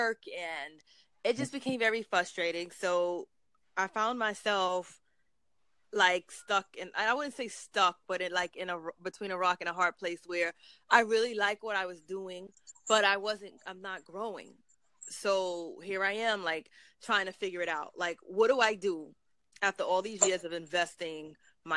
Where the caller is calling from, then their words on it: New York City, New York, United States; I'm calling from Brooklyn, New York